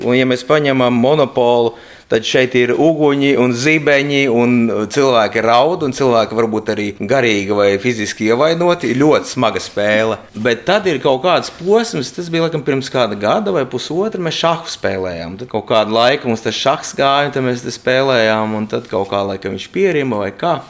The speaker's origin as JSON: {"language": "Latvian", "area": "Suntaži Parish", "region": "Ogre Municipality", "country": "Latvia", "tie": "born or raised there", "moved": "yes", "lives_now": "Cēsis, Latvia", "said": "es dzīvoju laukos, es uzaugu Suntežu pagastā."}